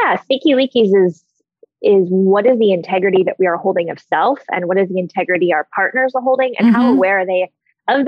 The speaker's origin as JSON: {"language": "English", "country": "Canada", "said": "I'm Canadian"}